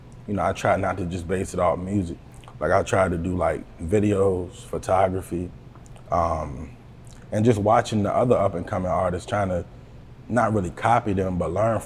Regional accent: Buckingham, Virginia, United States; I'm from the Buck, you know what I mean? Buckingham, Virginia, 434, you know. That's where I come from.

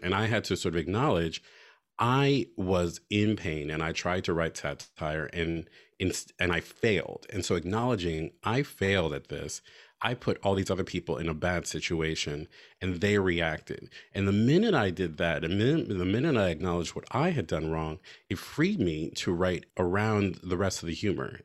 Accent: United States; as an American, as a citizen

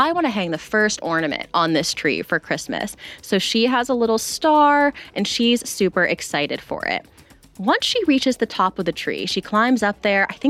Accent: Virginia, United States; Virginia, my home state. Technically wasn't born there, but my growing up state

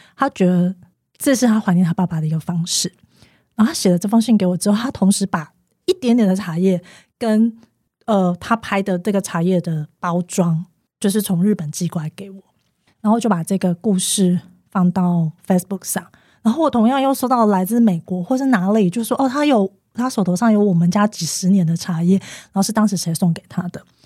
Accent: Taiwan; 我们台湾人

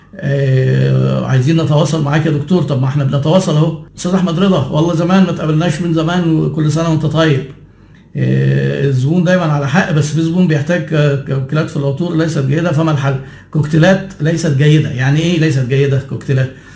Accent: Egypt; عندنا في مصر

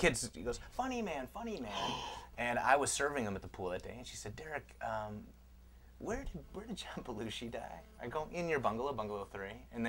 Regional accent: Chicago, Illinois, United States; now in Los Angeles, United States; I'm from Chicago.

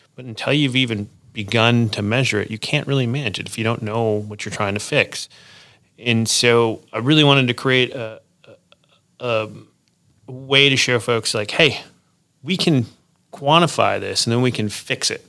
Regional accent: Wisconsin, United States; moved away as an adult; also born or lived in Chicago, Illinois; now in Fort Collins, United States; I grew up in Wisconsin

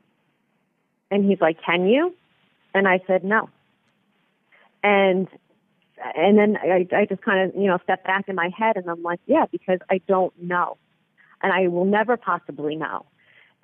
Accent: East Patchogue, New York, United States; I said, East Patchogue

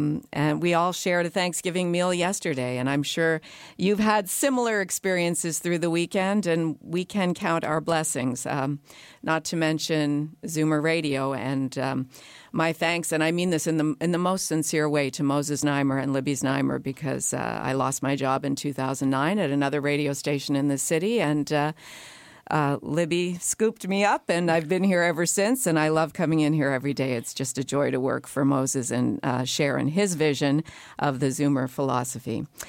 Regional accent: Canada; And even those of us who've been here for many generations and have really identify with being only Canadian, we all share that feeling that we are newcomers to a new land.

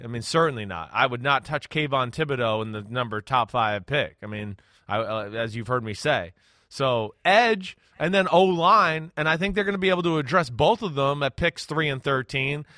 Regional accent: New Jersey, United States; I'm from New Jersey like Kyrie Irving.

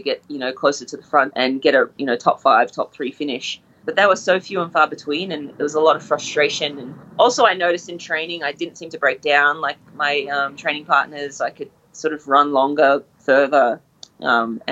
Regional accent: Brisbane, Queensland, Australia; I'm Australian from Brisbane

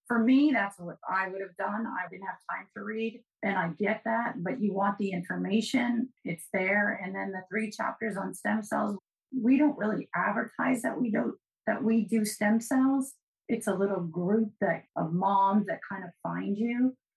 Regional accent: New England, United States; I'm from New England

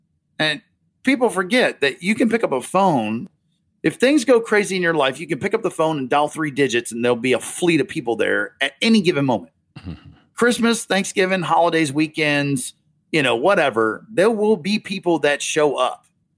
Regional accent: North Carolina, United States; now in Massachusetts, United States; North Carolina.

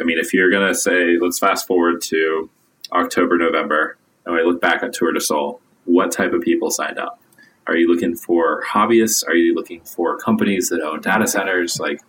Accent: Oregon, United States; Yeah, I'm an Oregon kid. I grew up in the Pacific Northwest in the States.

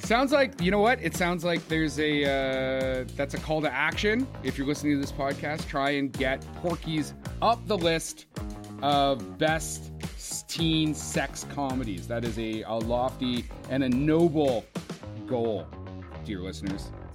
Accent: Canada; also born or lived in Ontario; being Canadian

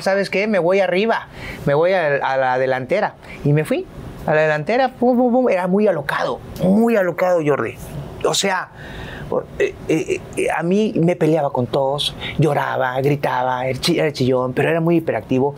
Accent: Veracruz, Mexico; moved away as an adult; also born or lived in Poza Rica; soy jarocho

